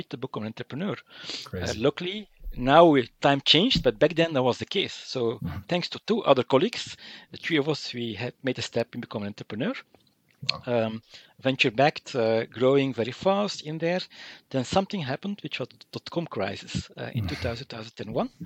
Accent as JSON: {"language": "English", "town": "Mechelen", "region": "Flanders", "country": "Belgium", "tie": "born or raised there", "said": "I'm from Mechelen-Malin, small town in Flanders."}